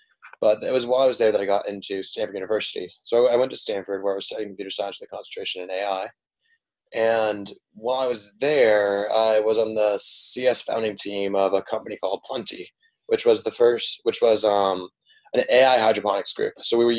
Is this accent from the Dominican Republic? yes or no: yes; Dominican Republic; Yeah, so I grew up in the Dominican Republic. My parents run an NGO down there.